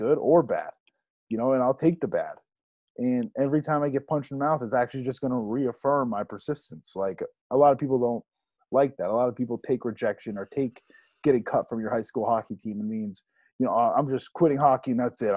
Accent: New England, United States; Growing up in New England, we know that full well

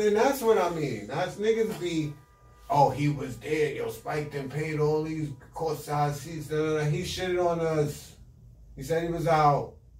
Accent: New York City, New York, United States; I'm from Bed-Stuy, Brooklyn. Born and raised in St. Mary's. That ain't even a hospital no more.

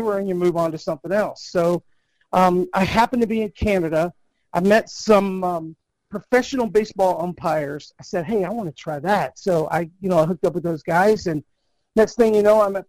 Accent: Amarillo, Texas, United States; I grew up in the Texas Panhandle in Amarillo, Texas

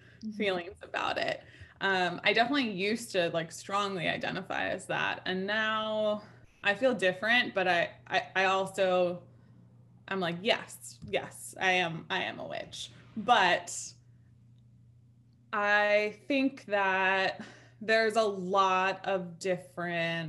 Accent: New York City, New York, United States; now in upstate New York, United States; I grew up in Manhattan as a kid

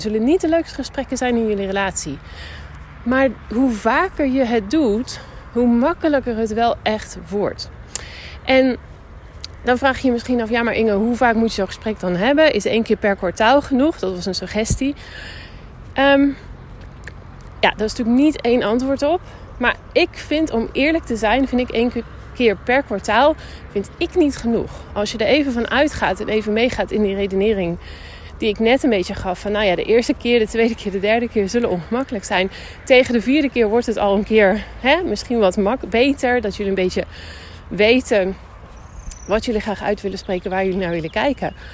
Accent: Netherlands; now in Spain; Ik kom dus uit Nederland

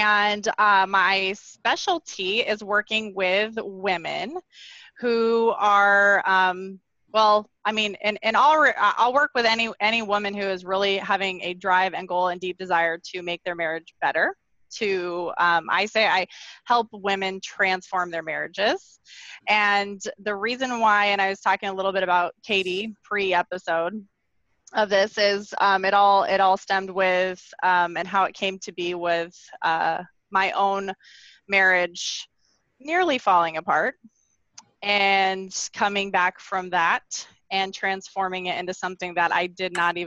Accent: Arizona, United States; I'm born and raised from Arizona.

